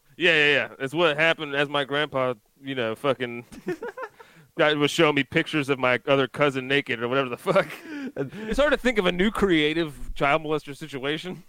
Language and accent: English; Pennsylvania, United States; now in South Carolina, United States; I'm from Pennsylvania